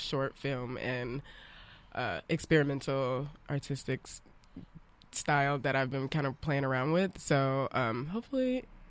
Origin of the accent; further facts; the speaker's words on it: Alabama, United States; I'm from Alabama. Like I'm from these really scarred places with so much so much of our footprint imprint mm-hmm. and I have spent like parts of my childhood growing up in these places